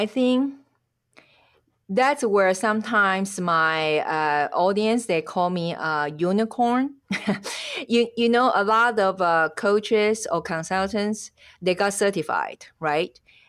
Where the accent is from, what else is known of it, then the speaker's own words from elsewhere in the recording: Taiwan; English is a second language; now in Switzerland; I am originally from Taiwan, and at the moment I live in Switzerland. It's because my husband's Swiss.